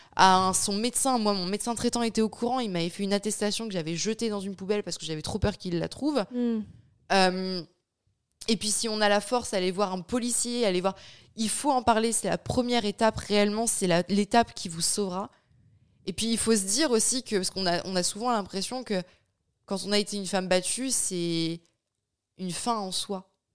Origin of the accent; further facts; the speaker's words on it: France; moved away as an adult; also born or lived in Bayonne; now in Luxembourg; j'ai quitté la France je vis au Luxembourg